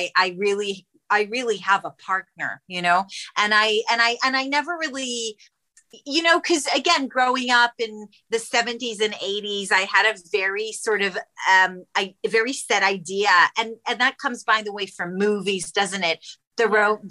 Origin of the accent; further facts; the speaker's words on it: Israel; moved away; I come from Israel originally